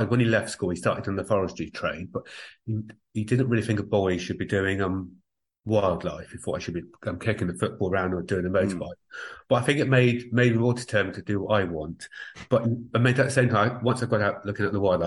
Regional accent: Somerset Levels, South West England, United Kingdom; moved away as an adult; also born or lived in Guildford, Surrey; now in Ireland; I started life in Guildford in Surrey over in England, and then we moved down to Somerset. So I think of Somerset as home. So I grew up on the Somerset level.

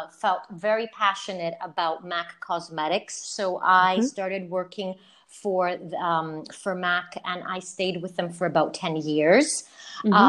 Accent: Canada; now in Greece; I'm Greek Canadian

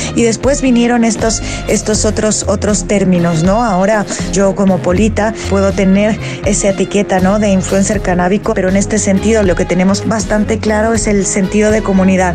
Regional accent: Mexico; soy mexicana

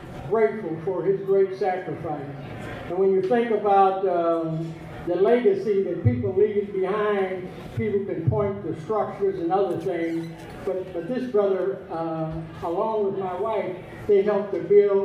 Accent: St. Paul, Minnesota, United States; I'm from St. Paul

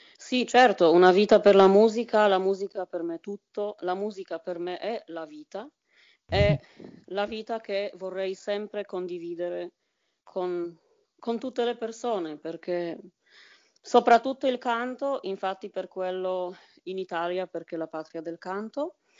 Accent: Bydgoszcz, Kuyavian-Pomeranian Voivodeship, Poland; Italian is a second language; moved away as an adult; also born or lived in Italy; now in Germany; La mia città, proprio per dire eh, di che cosa si tratta, si chiama Bedgost scritta però, attenzione, B, I, D, G, O, S, Z, C

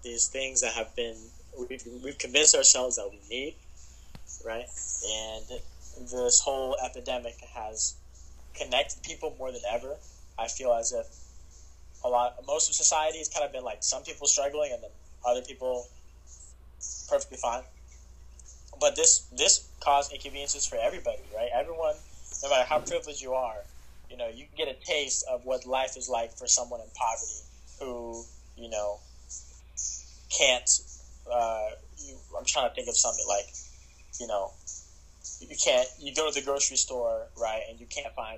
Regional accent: South Carolina, United States; I'm from South Carolina, and it's in some parts of our state, like the state I live

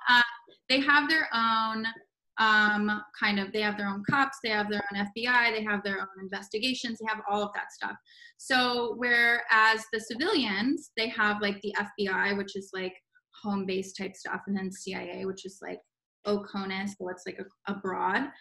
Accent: Palm Beach, Florida, United States; moved away as an adult; this kid from Palm Beach, Florida, mm-hmm. and I lived there most of my life. And I like I'm born and raised in Florida.

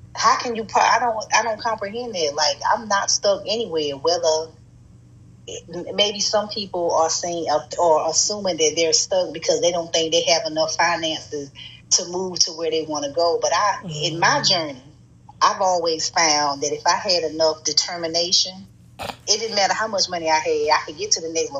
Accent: North Carolina, United States; moved away as an adult; also born or lived in Montgomery, Alabama / Chicago; I'm originally from North Carolina

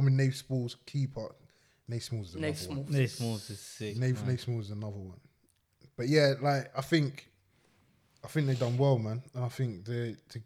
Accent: London, United Kingdom; I'm from London

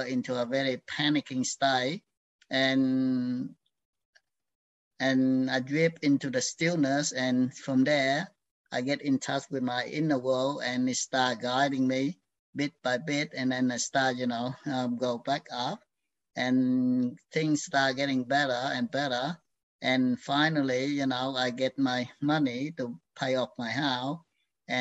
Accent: Vietnam; now in Australia; I was born in Vietnam, in the where in the period of that end of the Civil War. And I grew up in that environment

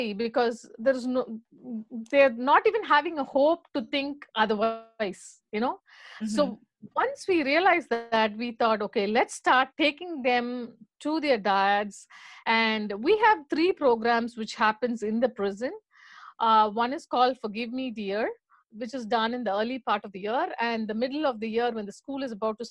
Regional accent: India; moved away; we are from India. So for us, our most emphasis is on education

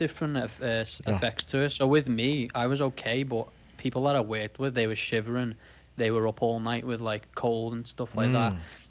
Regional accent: Liverpool, North West England, United Kingdom; accent: Scouse; Yeah, and I'm from Liverpool, Liverpool. So I'm a Scouser. So that's probably if I'm hard to hear quite a bit, that's because I have a strong accent, a Liverpoolian accent.

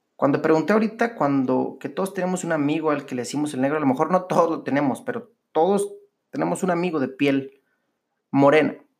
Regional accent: Monterrey, Nuevo León, Mexico; los regios somos los regios porque somos bien chingones

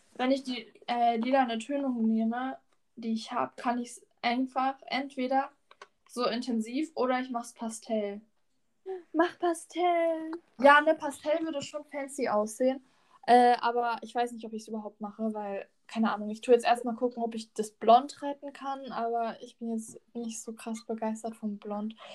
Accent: Lörrach, Baden-Württemberg, Germany; bei uns in Lörrach

